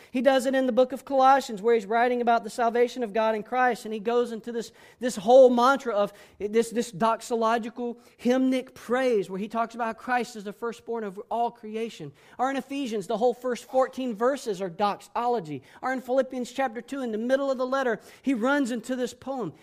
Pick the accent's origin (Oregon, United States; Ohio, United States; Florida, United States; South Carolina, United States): Florida, United States; Panama City; moved away; I spent years growing up in Panama City, Florida